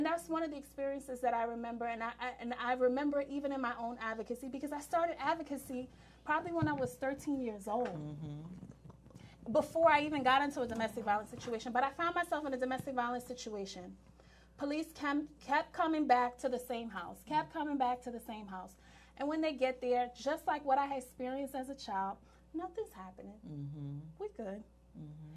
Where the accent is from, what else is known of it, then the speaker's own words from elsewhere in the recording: New York, United States; I'm from New York